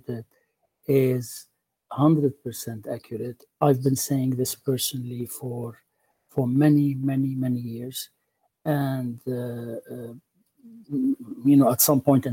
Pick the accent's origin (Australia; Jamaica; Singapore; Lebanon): Lebanon; moved away as an adult; now in United States; I am Lebanese. I was born in Lebanon. I grew up there. I studied there. And I left Lebanon in the late 80s